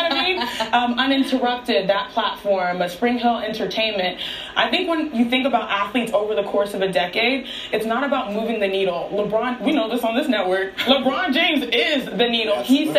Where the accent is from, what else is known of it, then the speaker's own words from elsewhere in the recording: Nigeria; You know, we're Nigerian. We got to stick together